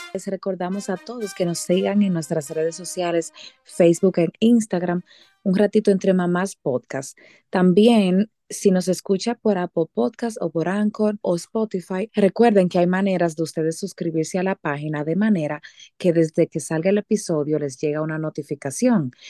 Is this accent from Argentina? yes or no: no; Dominican Republic; now in Utah, United States; Llegué ayer de República Dominicana